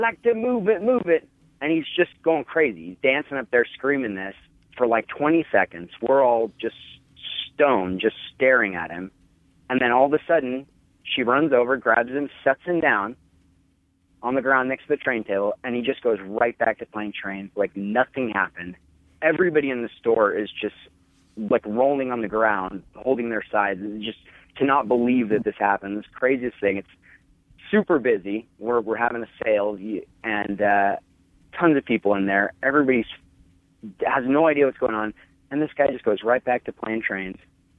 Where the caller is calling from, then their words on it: Salt Lake City, Utah, United States; I'm calling from Salt Lake City. … I have a little toy store that I own